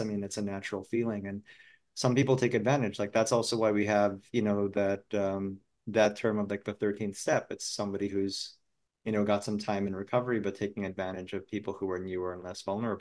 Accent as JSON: {"language": "English", "country": "Philippines", "tie": "born or raised there", "moved": "yes", "said": "growing up in the Philippines"}